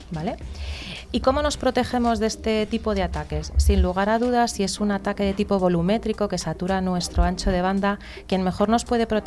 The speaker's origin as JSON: {"language": "Spanish", "region": "Basque Country", "country": "Spain"}